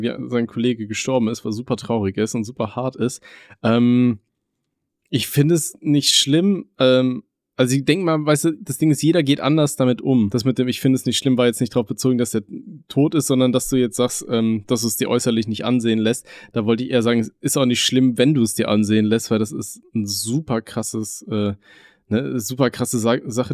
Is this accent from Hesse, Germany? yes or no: no; Aachen, North Rhine-Westphalia, Germany; moved away; bei uns in Aachen, da wo wir gewohnt haben